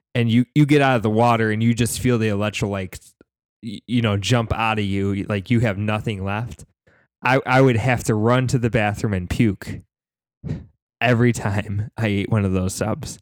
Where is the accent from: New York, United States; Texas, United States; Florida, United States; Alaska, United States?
New York, United States; upstate; I grew up in a very small town, uh, nowhere near Syracuse, New York. Um, it was still in upstate New York.